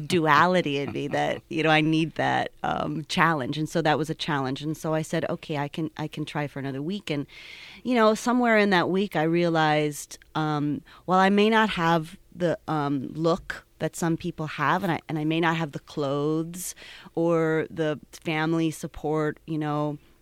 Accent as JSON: {"language": "English", "town": "Cleveland", "region": "Ohio", "country": "United States", "moved": "yes", "lives_now": "Pittsburgh, United States", "said": "I'm originally from Cleveland"}